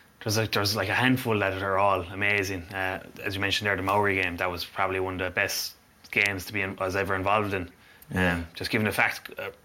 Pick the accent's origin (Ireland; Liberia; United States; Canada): Ireland; Munster; from my time growing up in Munster